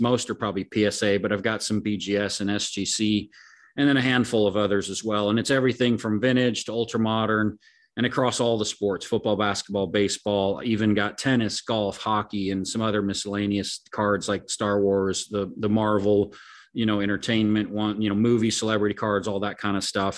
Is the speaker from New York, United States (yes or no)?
no; Oregon, United States; I grew up in Oregon, but my family, my dad, and pretty much all my family's from the Denver area